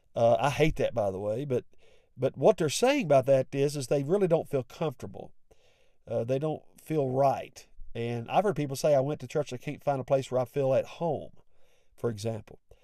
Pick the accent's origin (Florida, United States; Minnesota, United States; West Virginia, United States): West Virginia, United States; I have an accent. I'm from West Virginia